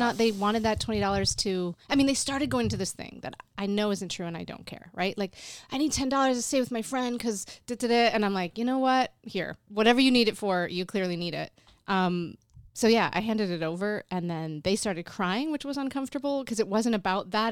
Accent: Endicott, New York, United States; moved away as an adult; also born or lived in Canada / Alfred, New York; My hometown is Endicott, New York

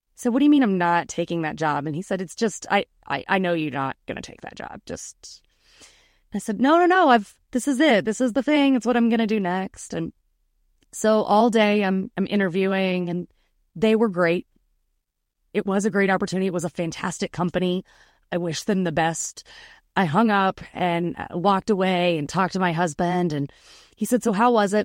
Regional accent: Atlanta, Georgia, United States; I am from Atlanta. I still live in Atlanta. I've grown up here

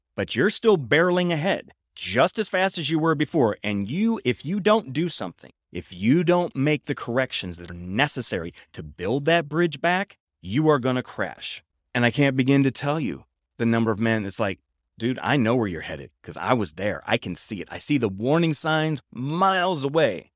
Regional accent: Midwest, United States; I'm from the Midwest, and in the Midwest, we have tornadoes.

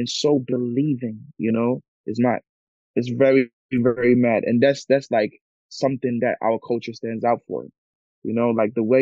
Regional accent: Germany; also born or lived in Ghana; I'm from Ghana, but I was born in Germany

